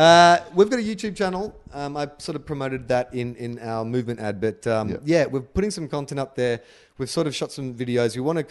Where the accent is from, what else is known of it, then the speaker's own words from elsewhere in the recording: Australia; I'm like fourth generation. So I don't identify with anything